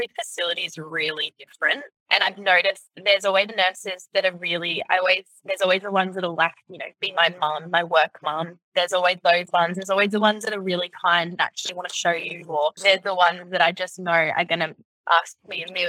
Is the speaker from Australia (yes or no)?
yes; Gold Coast, Queensland, Australia; moved away; I left the Gold Coast to get out of the drama, and yeah, I grew up on the Gold Coast.